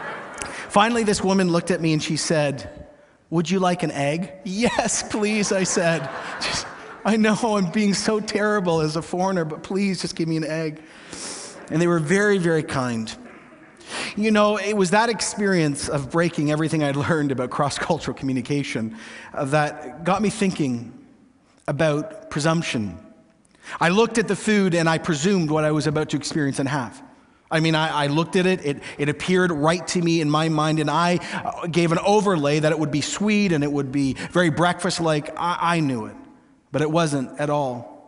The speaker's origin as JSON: {"language": "English", "country": "Canada", "said": "I'm Canadian. It's Tim Hortons, but in a little different style."}